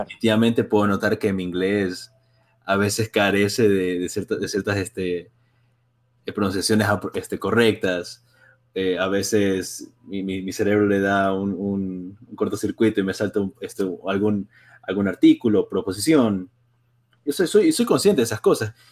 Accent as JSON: {"language": "Spanish", "country": "Ecuador", "moved": "yes", "lives_now": "Springfield, United States", "said": "yo soy de Ecuador"}